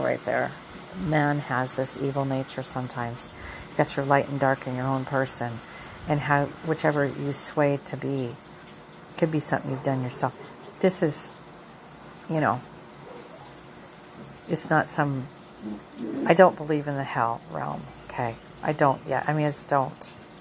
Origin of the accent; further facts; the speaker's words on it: the North, United States; now in the rural South, United States; I'm a Northerner liberal here stuck in the South